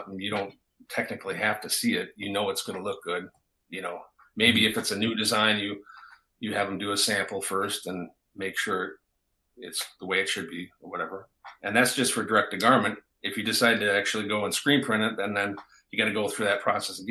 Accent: Wisconsin Rapids, Wisconsin, United States; I'm from Wisconsin Rapids

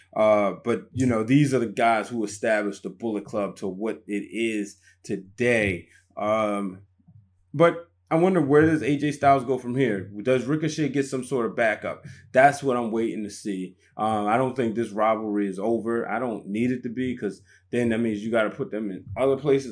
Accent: Baltimore, Maryland, United States; I was just arriving back to my hometown of Baltimore

